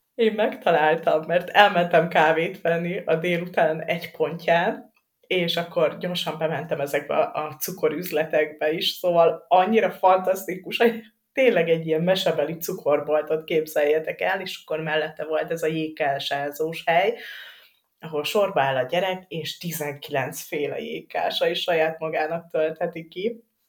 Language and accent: Hungarian; Dunaújváros, Fejér, Hungary; moved away; én Dunaújvárosi vagyok